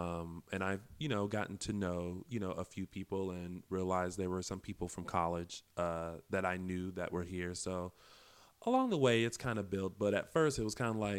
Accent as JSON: {"language": "English", "region": "the South", "country": "United States", "lives_now": "Los Angeles, United States", "said": "Yes, and you know why? It's because we're from the South."}